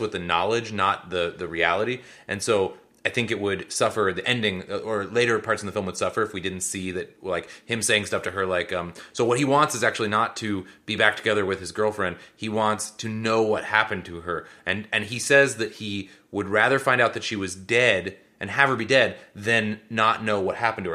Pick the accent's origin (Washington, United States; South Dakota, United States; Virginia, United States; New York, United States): Washington, United States; Seattle; they're in Seattle, which did add some amount of joy for me 'cause that is my hometown